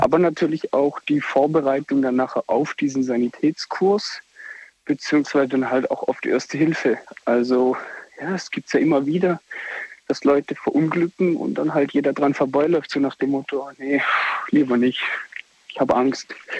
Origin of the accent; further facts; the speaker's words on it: Black Forest, Baden-Württemberg, Germany; Aus Findingen im Schwarzwald